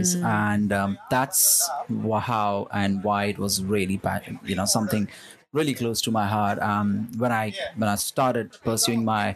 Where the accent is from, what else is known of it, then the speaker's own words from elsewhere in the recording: India; moved away as an adult; now in Melbourne, Australia; I'm from India. I'm born in India, raised in India. I moved to Melbourne when I was 18